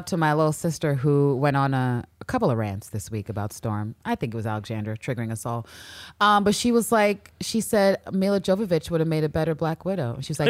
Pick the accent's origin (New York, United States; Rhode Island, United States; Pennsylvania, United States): New York, United States; Or you mean you could be an asshole, but we're gonna be assholes right back. We're from New York